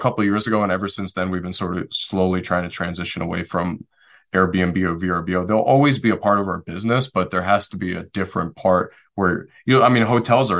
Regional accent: Detroit, Michigan, United States; moved away; also born or lived in Western North Carolina; I'm originally from Detroit, Michigan

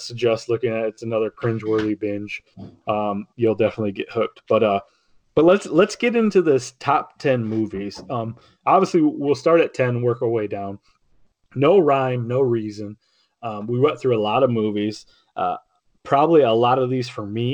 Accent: United States; I grew up on Lake Erie

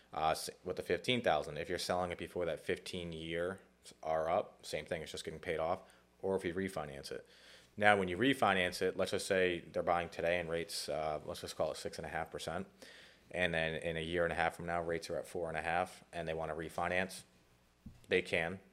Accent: Cranston, Rhode Island, United States; also born or lived in New York / New Jersey; grew up in Rhode Island

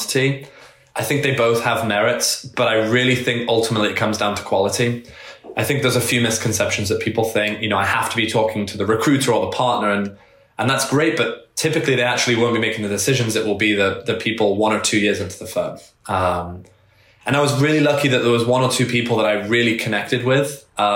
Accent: England, United Kingdom; now in United States; I grew up in England, so we didn't have GPA there

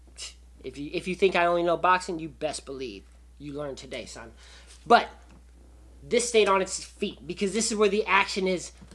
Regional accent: Las Vegas, Nevada, United States; I'm from Vegas.

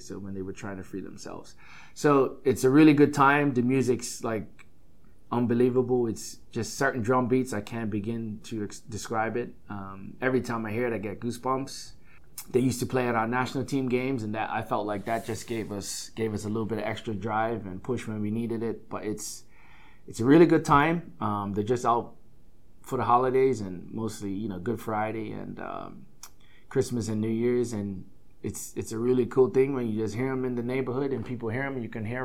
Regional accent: Bermuda; now in United States

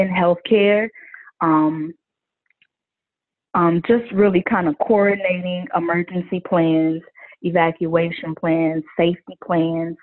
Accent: Chicago, Illinois, United States; I am from the South Side of Chicago, born and raised.

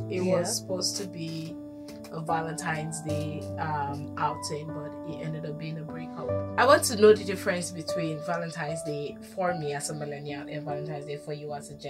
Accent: Ghana; And I'm Ghanaian.

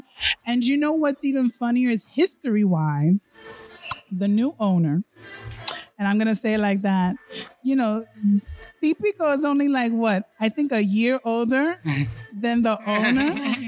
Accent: Miami, Florida, United States; growing up in Miami, this was a place to be and still the place to be

